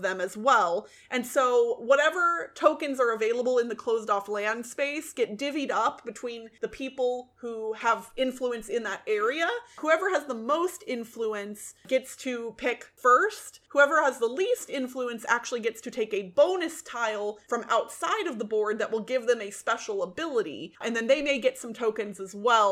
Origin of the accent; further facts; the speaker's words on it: United States; Being an American